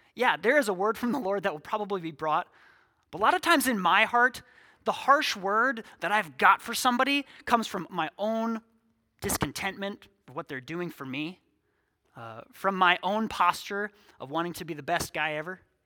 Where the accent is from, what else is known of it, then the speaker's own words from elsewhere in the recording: six miles from Sioux Falls, South Dakota, United States; now in Sioux Falls, United States; God saw fit to plant me here six miles from my hometown.